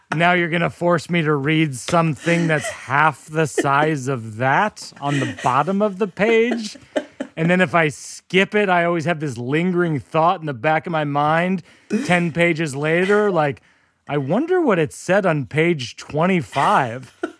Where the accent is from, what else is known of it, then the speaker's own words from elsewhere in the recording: hometown of Sam Adams beer, Massachusetts, United States; It's my hometown beer.